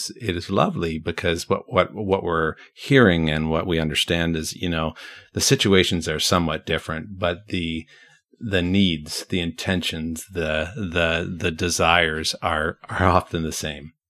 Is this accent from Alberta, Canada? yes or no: no; Brantford, Ontario, Canada; moved away; My hometown is there